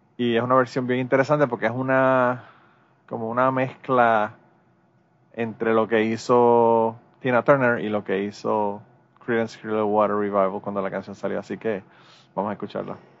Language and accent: Spanish; Puerto Rico; Los boricuas podemos nosotros hablar mierda de Puerto Rico